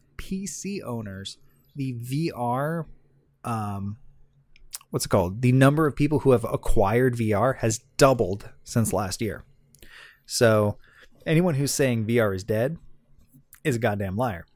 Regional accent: Southern California, United States; I'm from Southern California. I went to Disneyland all the time.

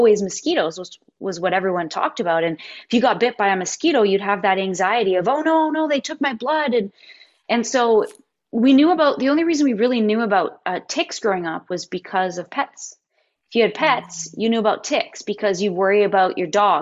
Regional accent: Canada; I loved growing up in Canada

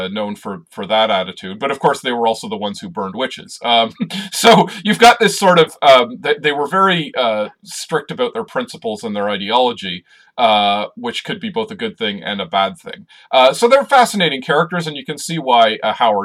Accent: Canada; we're both Canadian

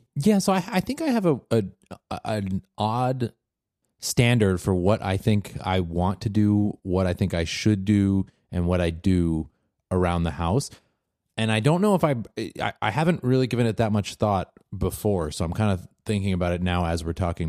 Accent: Washington, United States; a place uh, in my home state of Washington

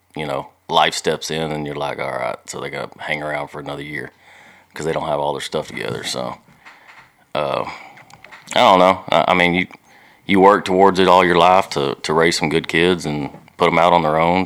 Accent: Odessa, Texas, United States; now in League City, United States; Odessa, Texas

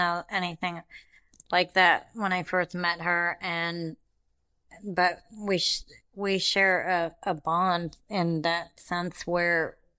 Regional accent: India; I'm like, I'm neither of those, and I check Other, because I'm from India.

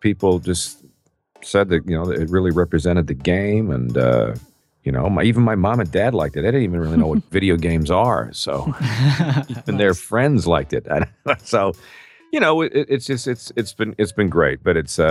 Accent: Peterborough, Ontario, Canada; now in United States; in my hometown of Peterborough, Ontario, Canada, many years ago.

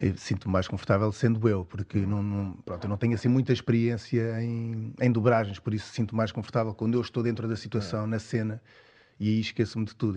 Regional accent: Cascais, Lisbon, Portugal; sou lá de Cascais

